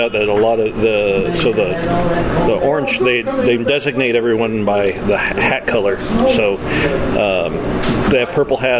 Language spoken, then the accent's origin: English; Kansas, United States; I grew up in Kansas and in Stratford and then Springfield and small rural areas.